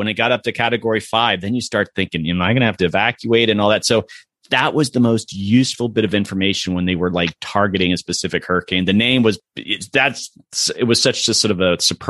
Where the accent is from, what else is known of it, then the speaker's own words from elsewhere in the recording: Florida, United States; You know, I grew up in Florida